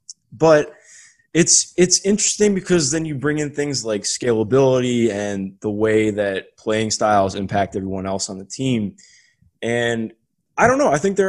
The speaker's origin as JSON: {"language": "English", "town": "Cleveland", "region": "Ohio", "country": "United States", "tie": "born or raised there", "said": "I grew up in Cleveland, so I wasn't really a Cavs fan growing up, though."}